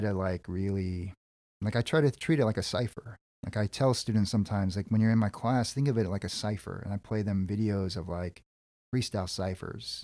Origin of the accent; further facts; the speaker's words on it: California, United States; I'm a Korean American dude. My parents and grandparents immigrated from Seoul, South Korea, and I was born in California.